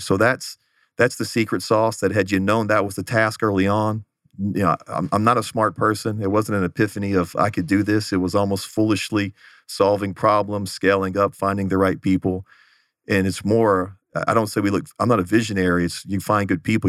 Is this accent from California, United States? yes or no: no; Houston, Texas, United States; moved away as an adult; also born or lived in Los Angeles; now in Phoenix, United States; I grew up in the Houston area